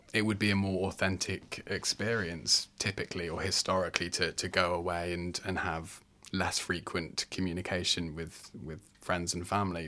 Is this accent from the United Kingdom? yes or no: yes; England, United Kingdom; moved away as an adult; now in Australia; I'm from the U K, I'm from England